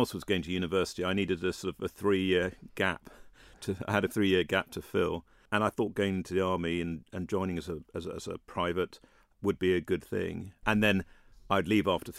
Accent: Aldershot, South East England, United Kingdom; moved away as an adult; also born or lived in Wiltshire; now in Isle of Man; I was born in Aldershot, the home of the British Army. My father was a soldier. He was in the Argyll and Southern Highlanders and then the Parachute Regiment and was based in Aldershot. And mum and he had come down from Scotland. And that's where I grew up, in that sort of area, in school in Wiltshire

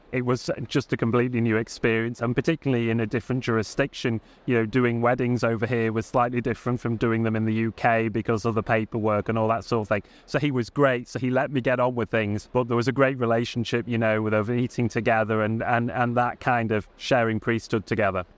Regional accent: Southport, North West England, United Kingdom; I'm not Manx, I'm from Southport

